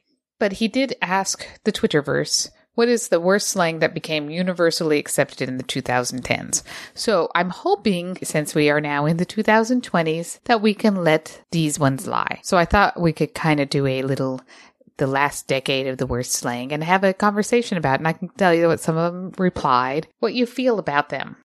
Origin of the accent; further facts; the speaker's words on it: Utah, United States; accent: Utah; my Utah accent